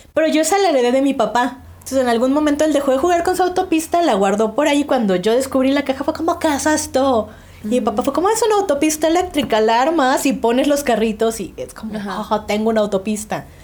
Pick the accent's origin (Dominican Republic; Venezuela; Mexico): Mexico; las que crecimos en los noventas en México